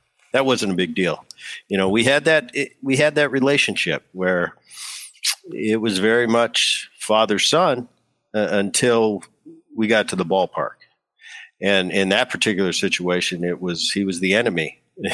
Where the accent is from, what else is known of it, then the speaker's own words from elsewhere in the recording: New Jersey, United States; also born or lived in Seattle; I keep my one eye open on the Eagles because I grew up in Jersey, and the Eagles back there, that's a big thing.